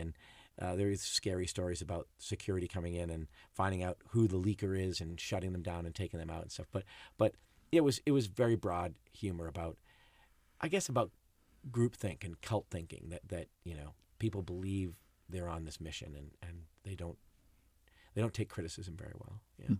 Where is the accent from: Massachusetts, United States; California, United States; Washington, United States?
Massachusetts, United States; Boston; I grew up in Boston